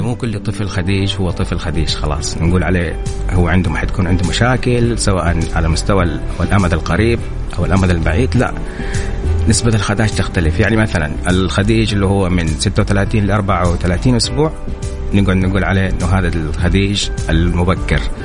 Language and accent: Arabic; Saudi Arabia; عندنا في السعودية